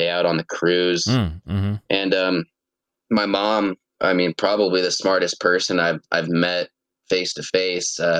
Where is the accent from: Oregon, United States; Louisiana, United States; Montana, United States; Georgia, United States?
Montana, United States; Laurel; also born or lived in Billings, Montana; I've been a resident of Yellowstone Valley, you know, pretty much my whole life